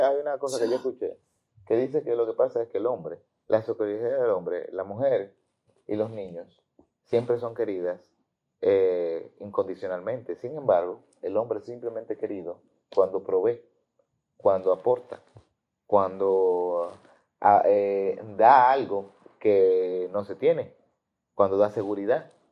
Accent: Dominican Republic; Yo me quedé, como todo dominicano

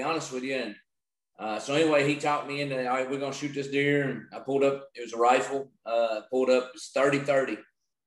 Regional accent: Utica, Kentucky, United States; So I'm from Owensboro, Kentucky, actually right outside of Owensboro. It's called Utica, Kentucky. and which is Western Kentucky

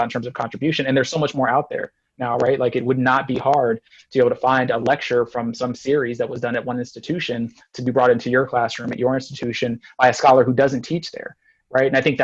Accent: San Antonio, Texas, United States; I was born in San Antonio

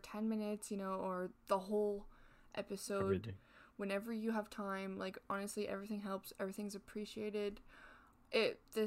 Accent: Canada; I'm Canadian.

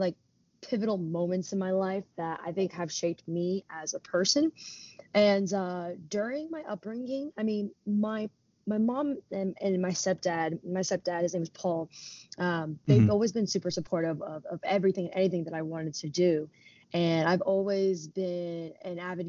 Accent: New Jersey, United States; also born or lived in Philadelphia; I was raised in Jersey, been in Jersey for most of my life

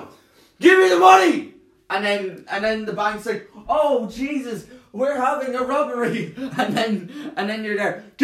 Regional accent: Ireland; we're Irish

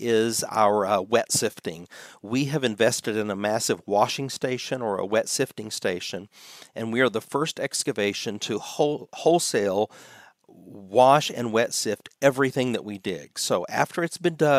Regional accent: United States; as an American

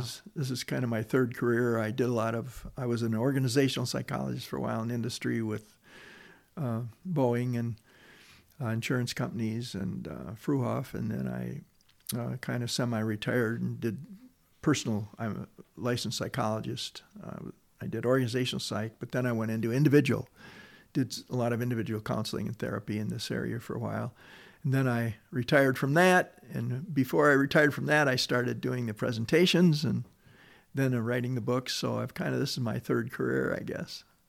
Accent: Detroit, Michigan, United States; growing up in Detroit

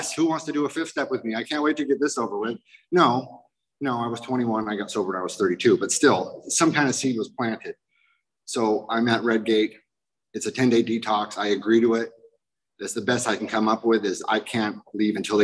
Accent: Garden Grove, California, United States; I'm an Irish drunken junkie punker from Garden Grove

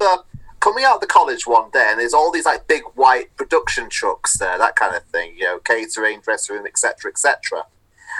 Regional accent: Manchester, North West England, United Kingdom; moved away as an adult; also born or lived in Salford; now in Westcliff-on-Sea, United Kingdom; because I'm from Manchester, you're bound to bump into some point someone who's worked on Coronation Street.

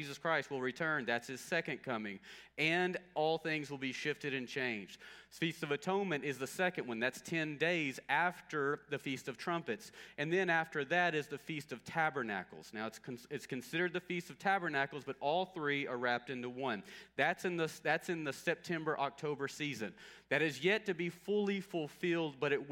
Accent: Longview, Texas, United States; I grew up in Longview, near Longview, and so Longview, Texas

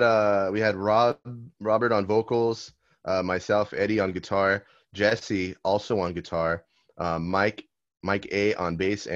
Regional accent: Argentina; I'm like Argentinian.

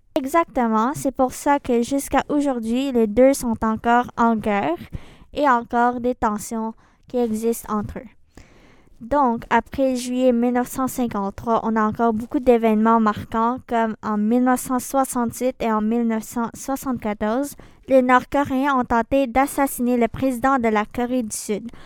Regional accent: Philippines; moved away; des Philippines, mon pays d'origine.

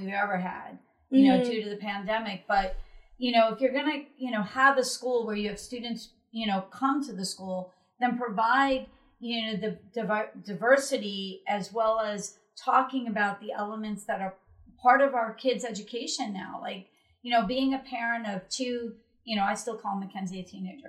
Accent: Florida, United States; we're from Florida

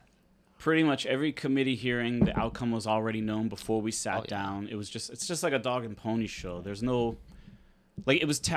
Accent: Pittsburgh, Pennsylvania, United States; I'm from Pittsburgh.

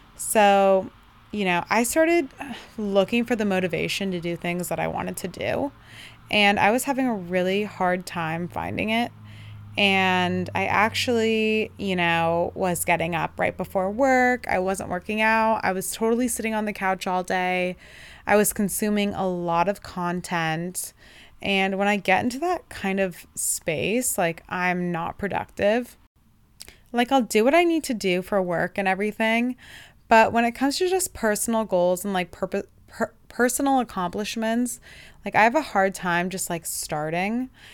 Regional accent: Bay Area, Northern California, United States; I'm from the Bay Area, Northern California

